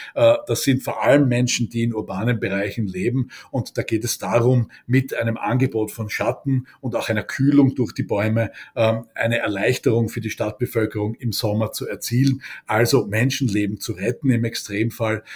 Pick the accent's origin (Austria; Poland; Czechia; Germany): Austria; bei uns in Österreich